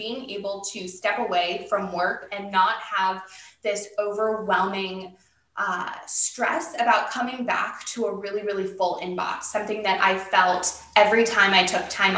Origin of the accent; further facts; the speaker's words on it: Massachusetts, United States; moved away as an adult; now in Orange County, United States; I'm originally from Massachusetts, but I moved to Orange County after I graduated from college